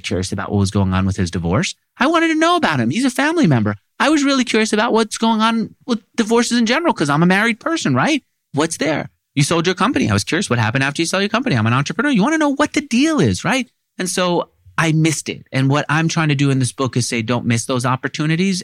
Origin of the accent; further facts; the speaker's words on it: New York City, New York, United States; I grew up in Queens